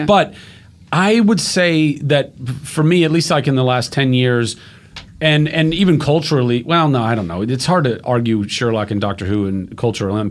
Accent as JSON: {"language": "English", "country": "United States", "said": "I am an American"}